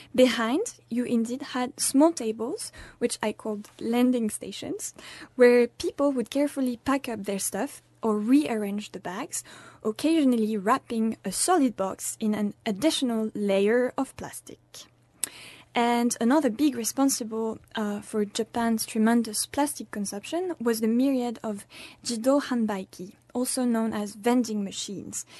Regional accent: France; moved away; I'm from France

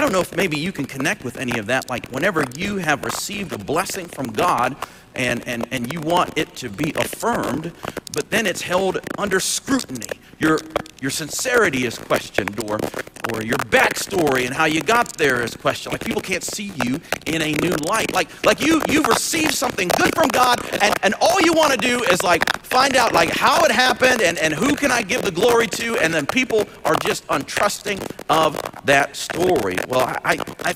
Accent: Dothan, Alabama, United States; born or raised there

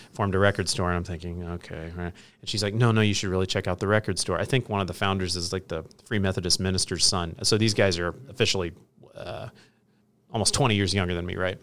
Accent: Hillsboro, Illinois, United States; I grew up in Hillsboro, Illinois, population five thousand.

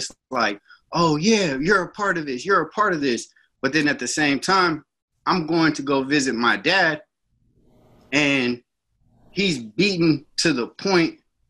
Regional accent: Sunnyvale, California, United States; now in Antioch, United States; I was raised in Sunnyvale, California.

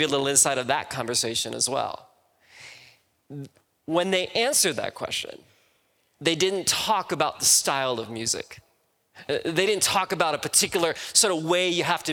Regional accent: Midwest, United States; now in California, United States; I'm originally from the Midwest

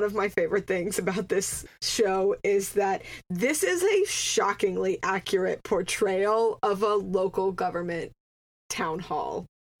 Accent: Atlanta, Georgia, United States; Because I grew up in Atlanta

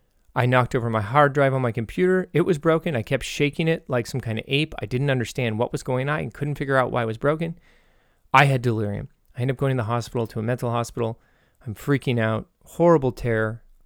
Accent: Texas, United States; yeah, I'm from Texas. What's the question?

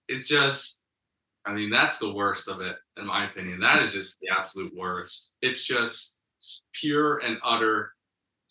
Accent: United States; Being a true American, born in America, you know, come from a lot of Americans in my family tree. And so, like, I'm an American

